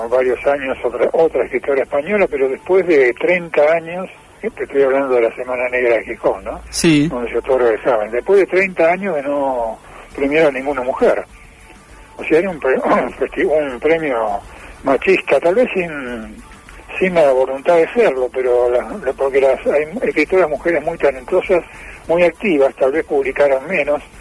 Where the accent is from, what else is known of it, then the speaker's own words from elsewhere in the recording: Buenos Aires, Argentina; now in Córdoba, Argentina; Yo soy porteño. Vivo en Córdoba desde hace un montón de años, pero soy porteño